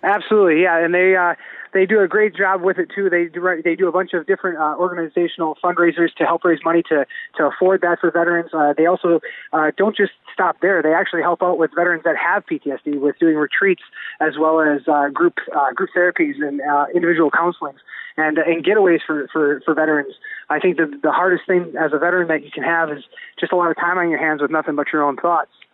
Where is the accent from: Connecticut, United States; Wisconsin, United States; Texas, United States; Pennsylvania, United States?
Wisconsin, United States; Spencer; Spencer's my hometown